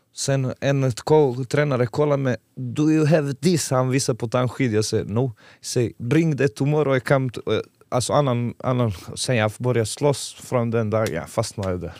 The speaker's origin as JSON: {"language": "Swedish", "country": "Montenegro", "second_language": "Swedish", "moved": "as an adult", "lives_now": "Eskilstuna, Sweden", "said": "Jag kommer från Montenegro, gamla Jugoslavien"}